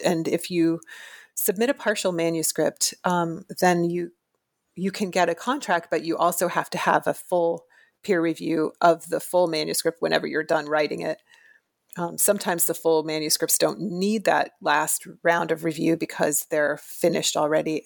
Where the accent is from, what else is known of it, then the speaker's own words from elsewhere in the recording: Florida, United States; moved away as an adult; I am from Florida originally, and I went to the University of Florida